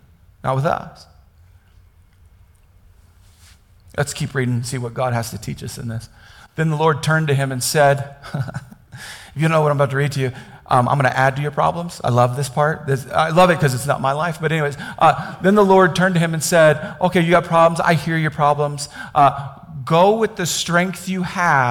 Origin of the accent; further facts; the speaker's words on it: Kansas, United States; I grew up in Kansas.